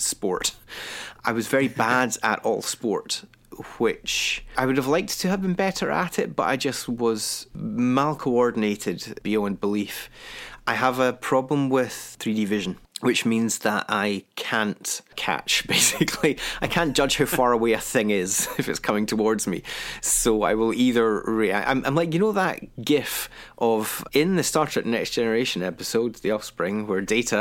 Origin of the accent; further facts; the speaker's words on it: Kilwinning, Scotland, United Kingdom; also born or lived in Glasgow / Edinburgh; I grew up in a town called Kilwenning, which is in the west coast of Scotland